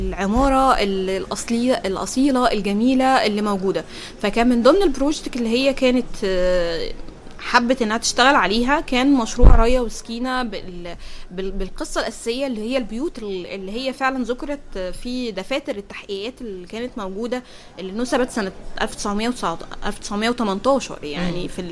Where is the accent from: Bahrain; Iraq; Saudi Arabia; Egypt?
Egypt; كل ما حد يشوفني بره مصر يقول لي يا بقى بلد عادل امام